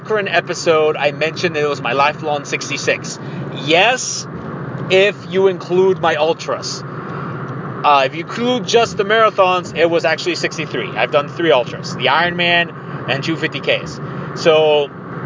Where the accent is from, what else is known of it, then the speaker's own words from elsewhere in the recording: Mexico; now in Ohio, United States; I'm from Mexico. I'm as Mexican as it gets.